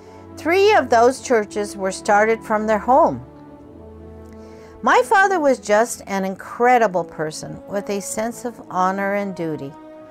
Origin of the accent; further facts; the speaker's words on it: Kobe, Hyogo, Japan; I was born in Kobe, Japan, and always considered Japan my home. I like to tell people I was made in Japan.